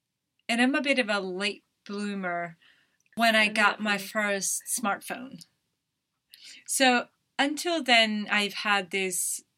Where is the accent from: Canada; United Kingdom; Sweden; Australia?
Sweden; Umeå, Västerbotten County; English is a second language; I went back to my hometown, and that's when I went to university. It's called Umeå.